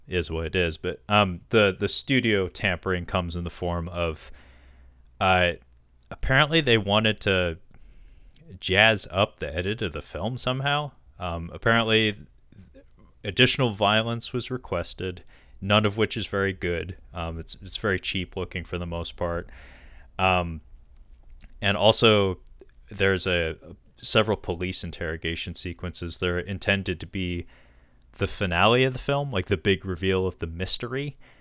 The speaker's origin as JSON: {"language": "English", "region": "Washington", "country": "United States", "tie": "born or raised there", "said": "Forks, Washington, uh, to talk about my home state"}